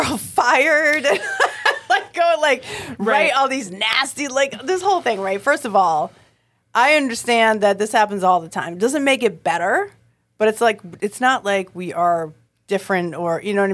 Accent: Boston, Massachusetts, United States; I'm from Boston.

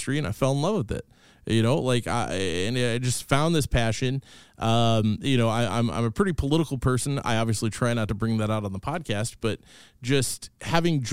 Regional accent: Kansas City, United States; I'm from Kansas City. I'm a total city kid

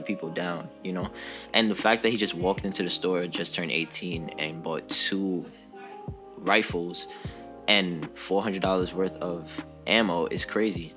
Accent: New York City, New York, United States; I'm 21. I'm from the Bronx.

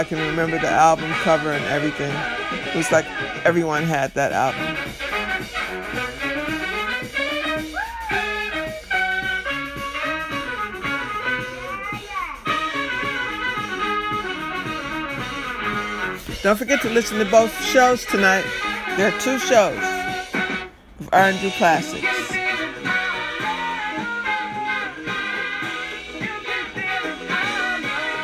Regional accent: Detroit, Michigan, United States; I'm from Detroit

